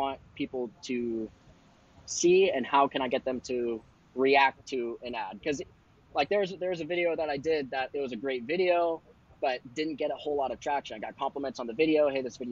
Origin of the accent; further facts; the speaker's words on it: Wilton, California, United States; I grew up mainly growing up in Wilton, a small country town next to Elk Grove